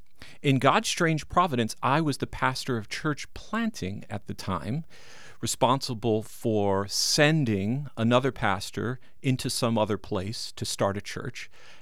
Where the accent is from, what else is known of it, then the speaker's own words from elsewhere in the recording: New York, United States; moved away; I'm from New York.